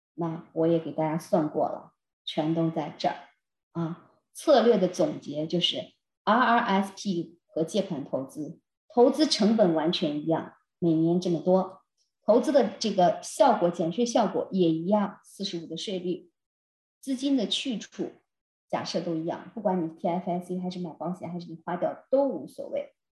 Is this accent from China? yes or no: yes; China; moved away as an adult; now in Canada; 我们中国人